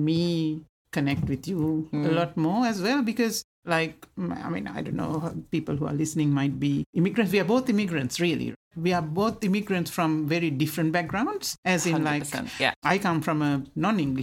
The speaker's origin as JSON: {"language": "English", "country": "Sri Lanka", "tie": "born or raised there", "first_language": "Sinhala", "second_language": "English", "moved": "yes", "said": "I grew up in Sri Lanka and had a very happy childhood."}